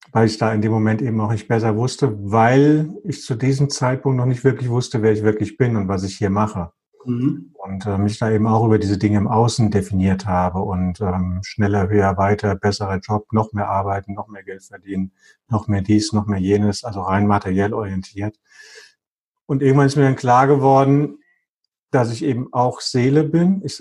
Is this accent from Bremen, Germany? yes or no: yes; Bremen, Germany; born there; geboren in Bremen, bla bla bla bla bla.